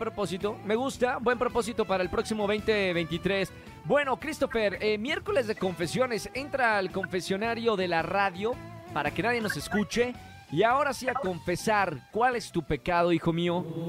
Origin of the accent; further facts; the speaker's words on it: Monterrey, Nuevo León, Mexico; Monterrey, de donde soy, del norte